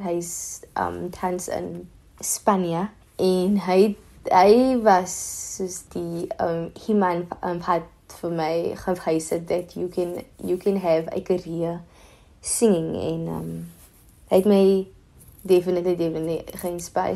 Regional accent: Cape Town, Western Cape, South Africa; Ek is van Mitchells Plain en ek is 'n singer-songwriter.

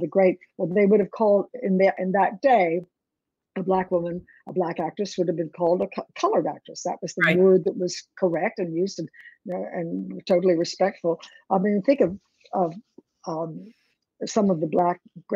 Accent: Philadelphia, Pennsylvania, United States; moved away; also born or lived in New York; I was from Philadelphia

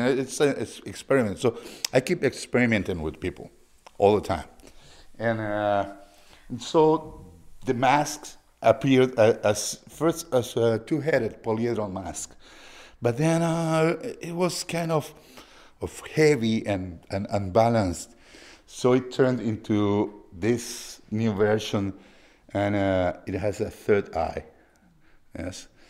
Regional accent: Lima, Peru; moved away; I'm from Lima, Peru

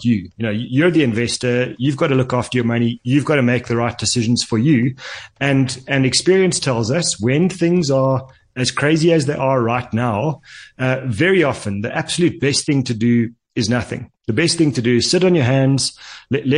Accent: South Africa; as a South African

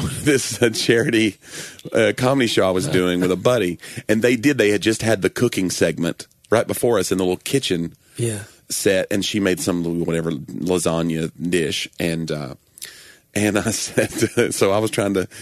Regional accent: Knoxville, Tennessee, United States; I grew up in Knoxville

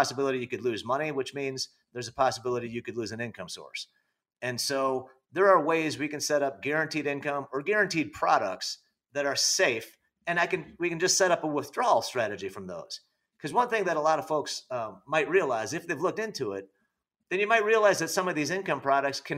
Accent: Illinois, United States; I'm from Illinois

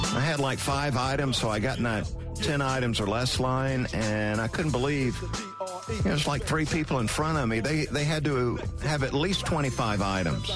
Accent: Valdosta, Georgia, United States; moved away; my hometown of Valdosta

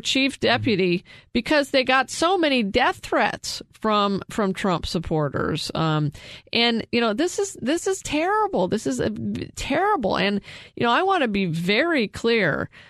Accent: Prescott, Arizona, United States; my hometown of Prescott

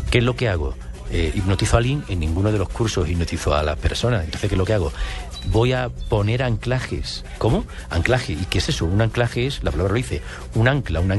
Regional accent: Spain; Yo soy español.

